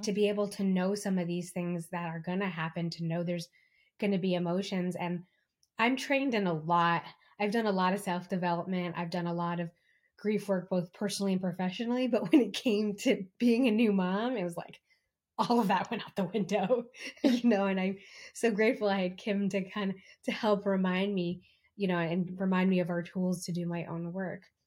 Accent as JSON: {"language": "English", "region": "East Coast", "country": "United States", "moved": "yes", "lives_now": "California, United States", "said": "I'm from the East Coast and I live in California"}